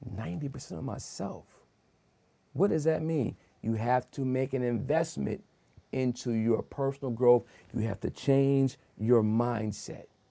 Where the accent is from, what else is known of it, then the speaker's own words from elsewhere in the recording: Wilmington, Delaware, United States; I'm born and raised in Wilmington, Delaware